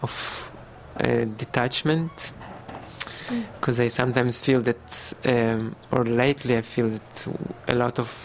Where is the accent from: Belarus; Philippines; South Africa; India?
Belarus; now in Israel; I was born in Belarusia.